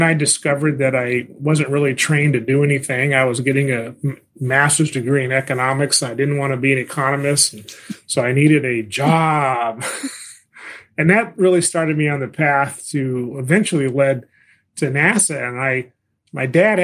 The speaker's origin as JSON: {"language": "English", "region": "California", "country": "United States", "also_born_or_lived": "Washington, D.C.", "moved": "as an adult", "said": "I'm a Californian, and I went to college in Southern California, in Los Angeles"}